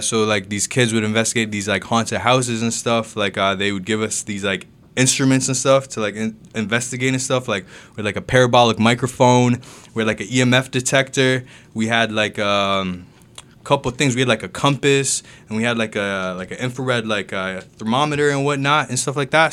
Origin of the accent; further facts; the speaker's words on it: Mississauga, Ontario, Canada; also born or lived in Jamaica / Kingston, Jamaica; I grew up in Mississauga, um, I was born in Jamaica, though.